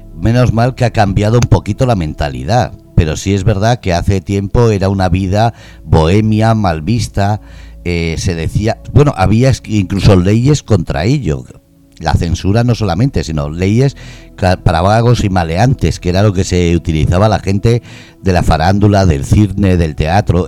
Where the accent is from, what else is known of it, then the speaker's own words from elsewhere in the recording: Bermeo, Biscay, Basque Country, Spain; now in Murcia, Spain; Yo soy de Hermoa, Vizcaya